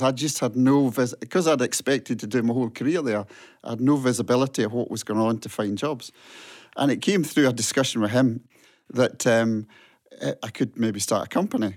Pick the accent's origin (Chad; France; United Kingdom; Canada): United Kingdom; Port Logan, Scotland; moved away as an adult; also born or lived in Paisley / South Queensferry; I grew up near Stranraer in a wee village, Port Logan, way down there.